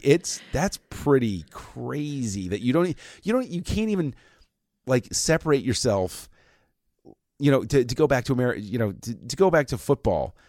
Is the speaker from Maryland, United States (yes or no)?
yes; between Washington DC and Baltimore, Maryland, United States; I was growing up in that area, and I was halfway between D C and Baltimore.